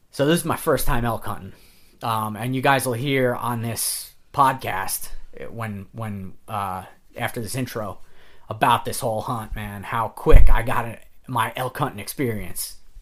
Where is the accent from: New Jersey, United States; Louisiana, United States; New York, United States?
New York, United States; I'm from New York